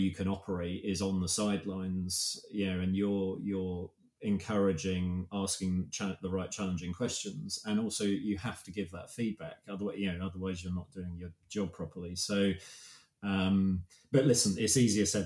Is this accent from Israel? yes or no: no; United Kingdom; we're so British